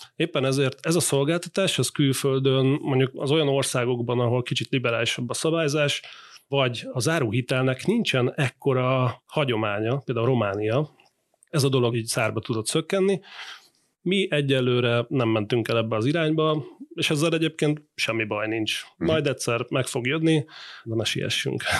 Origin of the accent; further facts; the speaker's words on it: Hungary; mi, mint magyarok